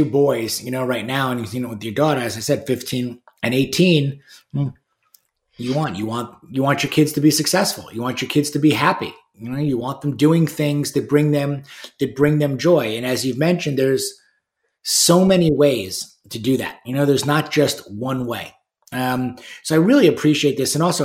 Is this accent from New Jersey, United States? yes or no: no; New York, United States; where I was raised in New York